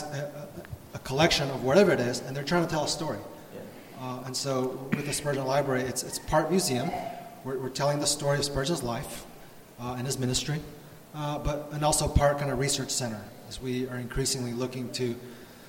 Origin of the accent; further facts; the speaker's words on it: Houston, Texas, United States; also born or lived in São Paulo, Brazil; I grew up in Houston. My parents immigrated from Taiwan, first to Brazil, where I was born. I was actually born and raised in Sambala for 8 years, and then we moved up to Houston, where I grew up for most of my kind of grade school years.